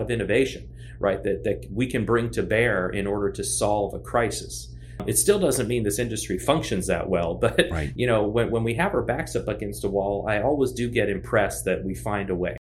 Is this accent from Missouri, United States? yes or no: no; Cincinnati, Ohio, United States; also born or lived in Washington, D.C.; moved to Cincinnati where my dad was working for the uh, Food and Drug Administration. He was a microbiologist. And so, you know, did my formative middle school and high school years in Cincinnati